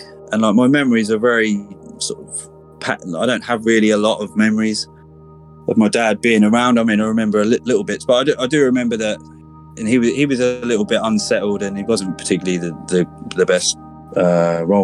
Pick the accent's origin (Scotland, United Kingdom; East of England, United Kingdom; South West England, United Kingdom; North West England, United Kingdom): East of England, United Kingdom; Ipswich; I'm originally from Ipswich, a town in Suffolk, which is in the sort of east of England, southeast, about an hour away from London on a train. I grew up here